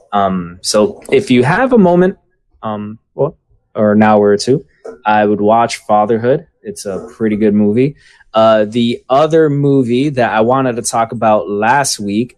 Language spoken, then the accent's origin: English; New York City, New York, United States; moved away; also born or lived in San Francisco; I am from Washington Heights